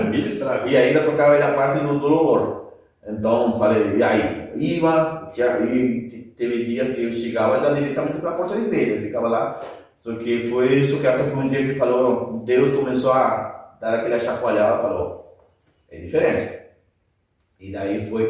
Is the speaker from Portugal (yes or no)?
no; Patagonia, Argentina; Portuguese is a second language; moved away as an adult; also born or lived in Chile; now in Brazil; eu nasci no Chile, mas quando tinha um ano, meus pais foram para a Argentina e aí vivi toda a minha vida. Então, sou tem sangue, portanto, sou sangue chileno, mas me considero mais argentino que chileno. Mas, e agora aqui no Brasil